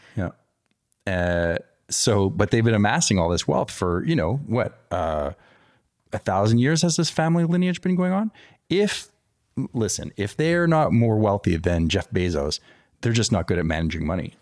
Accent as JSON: {"language": "English", "town": "Montreal", "region": "Quebec", "country": "Canada", "tie": "born or raised there", "also_born_or_lived": "California", "moved": "yes", "lives_now": "Texas, United States", "said": "growing up in Canada"}